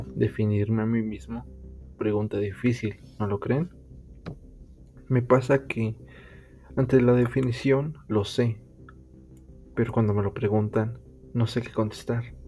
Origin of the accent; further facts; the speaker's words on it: Mexico; soy un chico mexicano, tengo 19 años